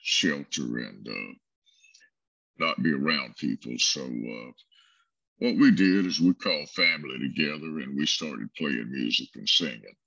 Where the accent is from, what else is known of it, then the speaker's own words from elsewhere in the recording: South Alabama, United States; also born or lived in Brewton, Alabama; now in Tennessee, United States; I grew up in South Alabama